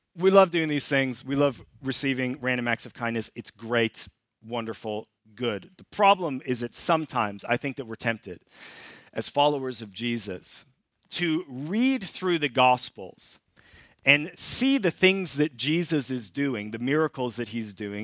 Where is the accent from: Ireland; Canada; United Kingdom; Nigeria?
Canada; now in Sweden; I'm Canadian, and we lived in Canada for a number of years